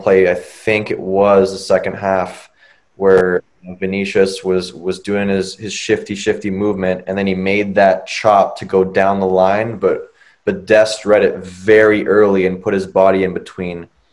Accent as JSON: {"language": "English", "country": "United States", "said": "as an American"}